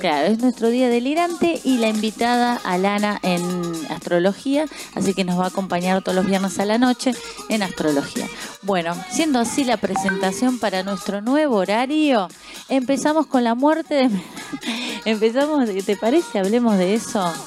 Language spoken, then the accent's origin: Spanish; Uruguay; now in Argentina; no viví acá, yo soy uruguaya, no viví acá